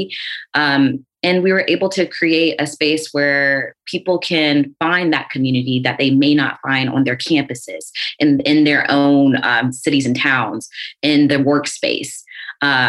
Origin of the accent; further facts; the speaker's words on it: South Carolina, United States; coming from the South, I'm from South Carolina.